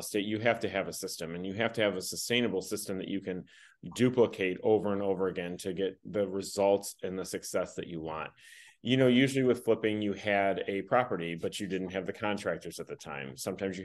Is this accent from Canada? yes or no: no; Michigan, United States; I've been born and raised in Michigan